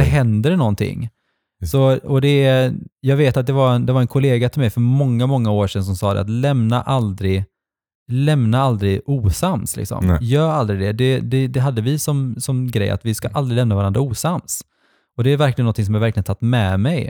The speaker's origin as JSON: {"language": "Swedish", "town": "Gothenburg", "region": "Västra Götaland", "country": "Sweden", "tie": "born or raised there", "said": "där jag växte upp när jag var liten i Fjällbo, mm. Utby"}